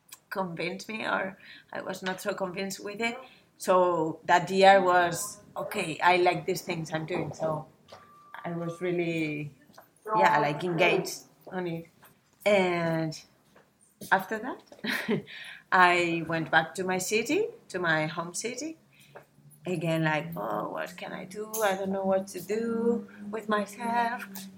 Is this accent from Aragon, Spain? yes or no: yes; Zaragoza, Aragon, Spain; English is a second language; I'm from Zaragoza, mm-hmm. Zaragoza. And yeah, it's not really big. It's less than 1 million inhabitants. It's in the northeast of Spain, just in the middle from Barcelona to Madrid.